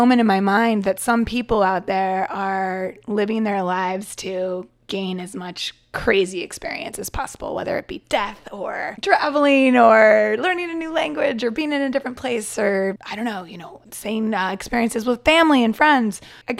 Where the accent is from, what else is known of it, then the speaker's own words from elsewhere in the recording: Portland, Oregon, United States; also born or lived in Seattle / New York; now in Taiwan; I grew up in Portland, Oregon. Went to school in Seattle, Washington. So I claim the West Coast, but I did move to Taiwan from New York.